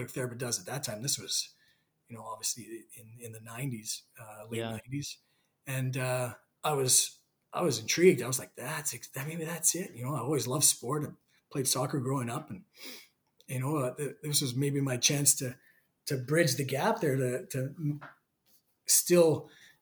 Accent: Canada; being Canadian

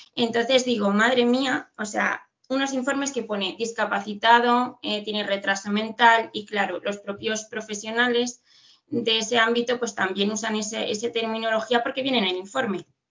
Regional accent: Madrid, Community of Madrid, Spain; aquí en Madrid, que somos de Madrid

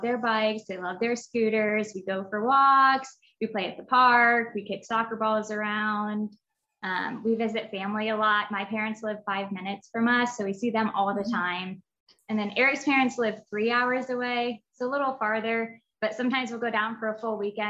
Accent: Indiana, United States; I was born and raised in Indiana, and I grew up with my mom and my dad and my sister

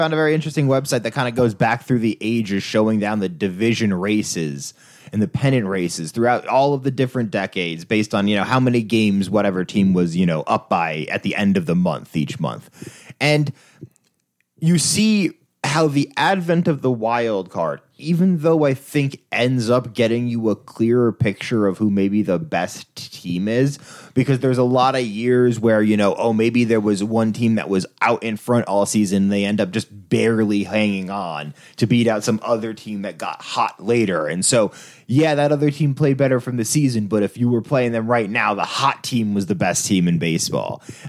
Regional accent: New York, United States; And so when, especially as a New Yorker, you've only ever heard the New York version of baseball.

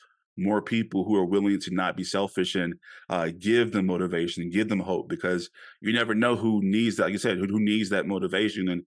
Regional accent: Louisiana, United States; I grew up in Louisiana

